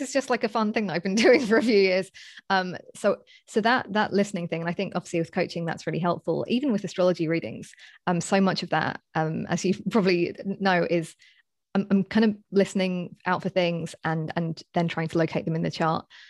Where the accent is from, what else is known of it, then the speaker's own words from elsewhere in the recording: London, United Kingdom; moved away as an adult; I'm from, uh, basically Southeast London